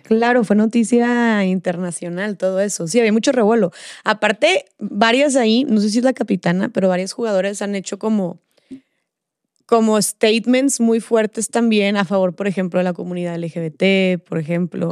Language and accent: Spanish; Monterrey, Nuevo León, Mexico; yo soy de Monterrey